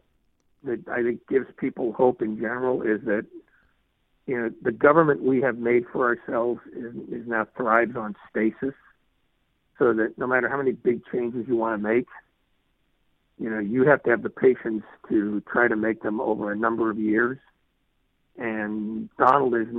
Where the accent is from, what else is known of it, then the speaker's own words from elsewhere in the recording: Oakland, California, United States; I was born in East Bay, born in Oakland.